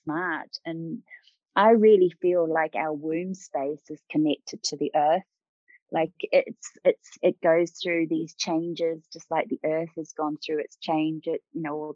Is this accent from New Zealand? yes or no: yes; New Zealand; I grew up in New Zealand